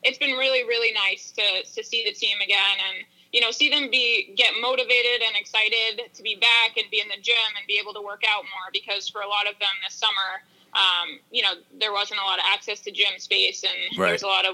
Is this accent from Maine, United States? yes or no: yes; Bath, Maine, United States; moved away; I grew up in Bath, like, it's 45 minutes north of Portland, right off of Route 1